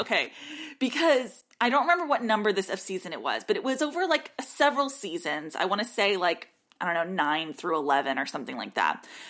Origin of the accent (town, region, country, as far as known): United States